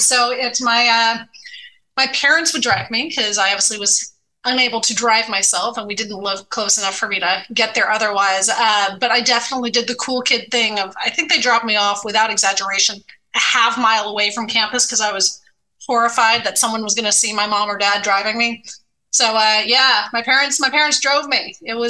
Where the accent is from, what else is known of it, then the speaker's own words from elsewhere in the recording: Raleigh, North Carolina, United States; I spent most of my childhood outside, right? I lived in a neighborhood in Raleigh, North Carolina, where there were a lot of boys.